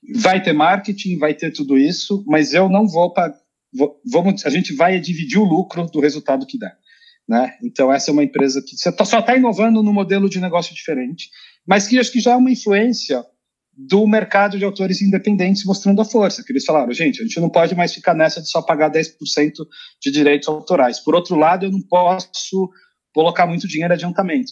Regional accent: Brazil; moved away as an adult; now in Sweden; eu sou brasileiro moro na Suécia

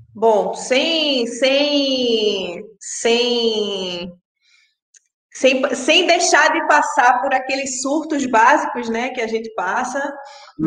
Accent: Pernambuco, Brazil; moved away as an adult; now in Rio de Janeiro, Brazil; eu sou pernambucana, moro no Rio há 10 anos.

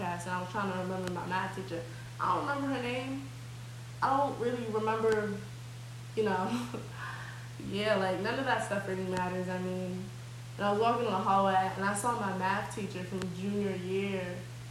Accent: Nigeria; I'm Nigerian.

